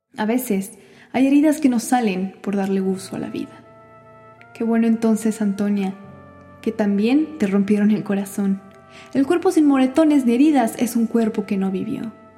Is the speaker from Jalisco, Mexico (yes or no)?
no; Mexico City, Mexico; also born or lived in Kingston; tengo veintiséis años y soy de la Ciudad de México